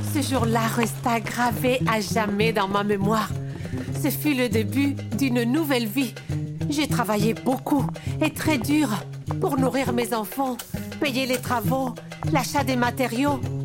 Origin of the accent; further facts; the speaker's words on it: eastern Morocco, Morocco; Je suis marocaine et j'ai 45 ans aujourd'hui